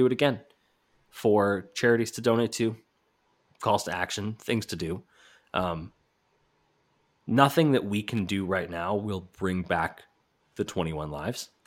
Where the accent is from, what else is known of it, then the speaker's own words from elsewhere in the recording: Canada; I'm the Canadian on the pod